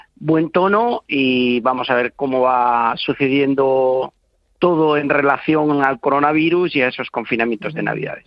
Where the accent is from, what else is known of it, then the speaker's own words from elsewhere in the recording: Tordesillas, Castile and León, Spain; moved away; de mi pueblo, que siempre lo digo a mucha honra, que es Tordesillas